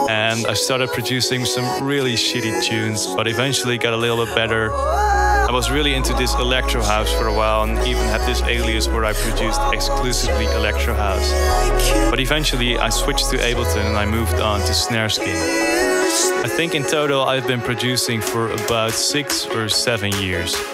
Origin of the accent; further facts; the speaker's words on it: Borkum, Lower Saxony, Germany; English is a second language; now in Enschede, Netherlands; I'm 22 years old. I'm originally from Borkum, but right now I live in Enschede for my study at the conservatory.